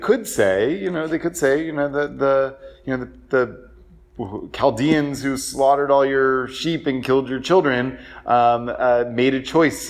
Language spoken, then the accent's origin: English; Atlanta, Georgia, United States; now in Richmond, United States; I was born and raised in Atlanta. I live in Richmond now.